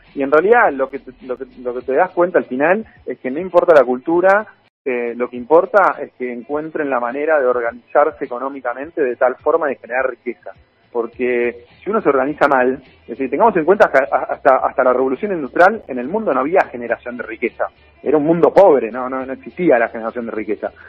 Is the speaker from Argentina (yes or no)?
yes; Argentina